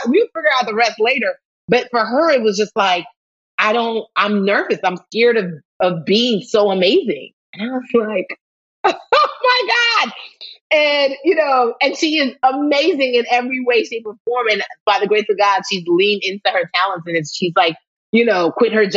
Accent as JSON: {"language": "English", "country": "Nigeria", "said": "as a Nigerian"}